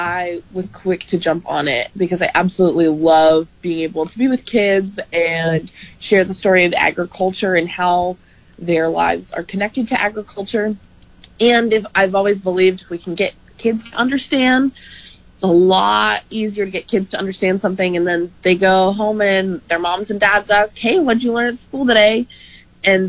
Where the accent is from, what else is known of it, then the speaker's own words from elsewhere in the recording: United States; moved away as an adult; now in Lincoln, United States; I am originally from Washington, or just south of Washington, D.C.